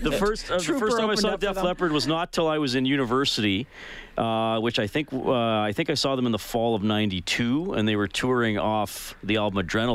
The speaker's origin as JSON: {"language": "English", "town": "Edmonton", "region": "Alberta", "country": "Canada", "said": "I'm from Edmonton."}